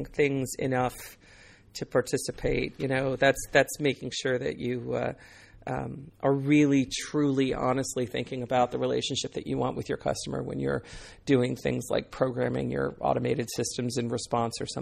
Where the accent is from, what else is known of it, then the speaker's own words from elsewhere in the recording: Northern Virginia, United States; I come from Northern Virginia